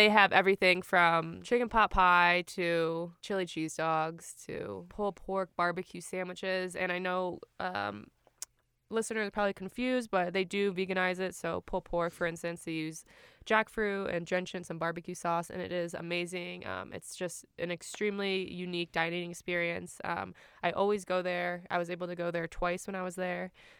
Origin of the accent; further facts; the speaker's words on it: Florida, United States; now in Utah, United States; I'm from Florida